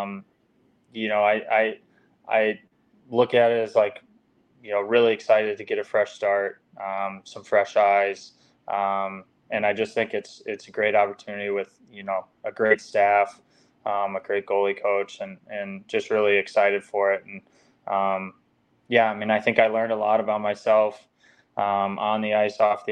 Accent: United States; as an American

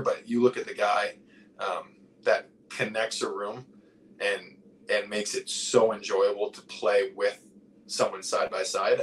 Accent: New England, United States; I growing up in New England

